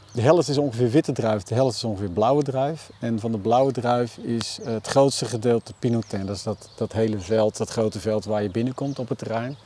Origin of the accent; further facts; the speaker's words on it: Utrecht, Netherlands; moved away as an adult; now in Vechtdal, Netherlands; ik ben geboren en getogen in Utrecht